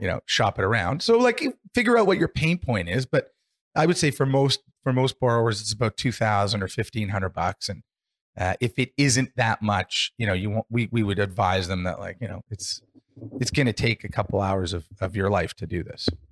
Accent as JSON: {"language": "English", "country": "Canada", "said": "we're fortunate in Canada"}